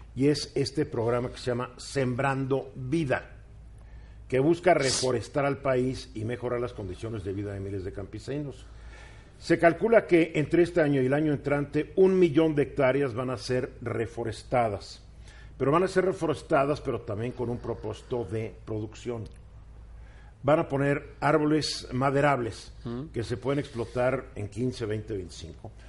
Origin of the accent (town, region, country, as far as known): Mexico